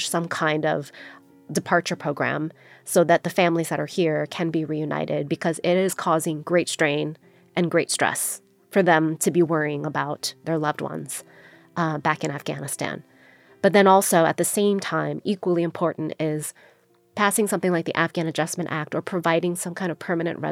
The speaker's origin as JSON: {"language": "English", "country": "United States", "tie": "born or raised there", "said": "I was born here in the United States"}